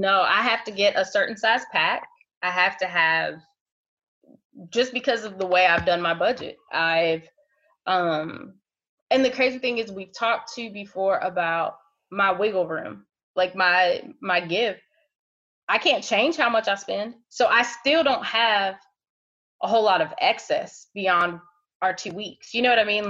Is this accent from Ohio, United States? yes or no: yes; Ohio, United States; now in Wilmington area, North Carolina, United States; I'm originally from Ohio